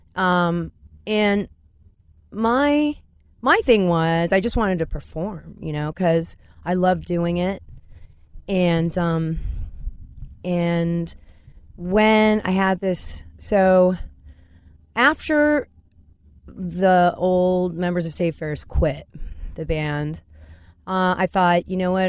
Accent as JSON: {"language": "English", "area": "Orange County", "region": "California", "country": "United States", "tie": "born or raised there", "also_born_or_lived": "Los Angeles", "said": "in Orange County at that time, that wasn't the ladylike thing to do."}